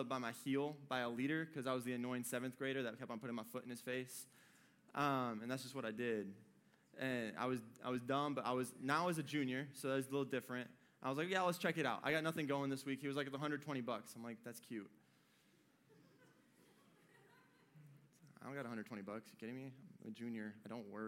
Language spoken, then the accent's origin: English; Michigan, United States; moved away as an adult; I was born and bred in Michigan. I lived up there for 18 years.